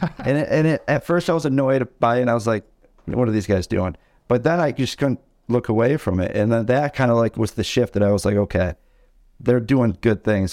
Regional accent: Tawas City, Michigan, United States; right now we're in Tawas, Michigan. It's where I was born and raised

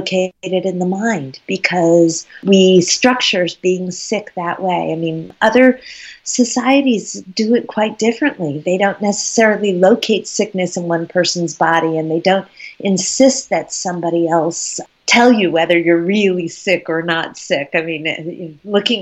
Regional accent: United States; also born or lived in Vermont / Dublin; In Dublin, I'm the only American

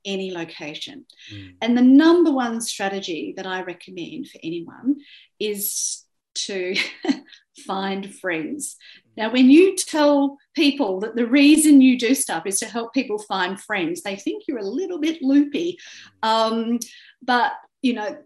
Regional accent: Australia; I'm an Australian, I speak English, I'm white

